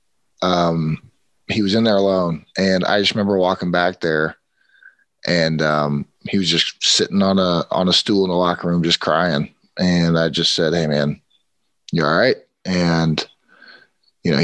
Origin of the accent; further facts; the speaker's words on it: Los Angeles, California, United States; I was born in Los Angeles